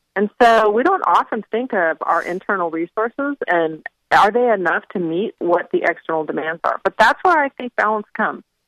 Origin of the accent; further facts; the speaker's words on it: Phoenix, Arizona, United States; moved away as an adult; now in North Carolina, United States; I grew up in Phoenix